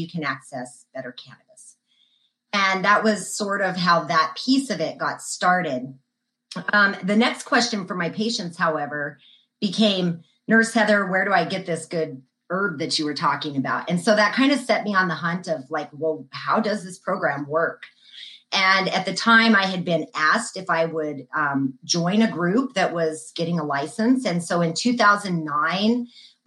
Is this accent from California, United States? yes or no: no; New Mexico, United States; Born and raised in New Mexico